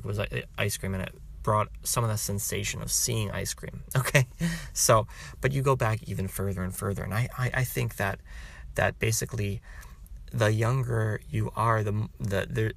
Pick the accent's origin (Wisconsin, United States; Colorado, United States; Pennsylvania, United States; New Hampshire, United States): Wisconsin, United States; I'm from Wisconsin